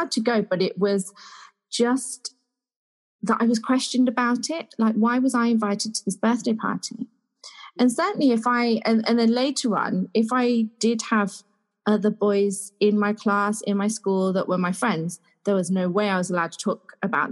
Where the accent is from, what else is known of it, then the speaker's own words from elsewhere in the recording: Leicester, East Midlands, United Kingdom; I grew up in Leicester